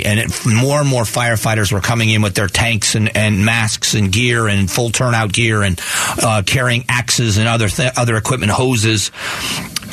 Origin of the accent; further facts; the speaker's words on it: United States; we are Americans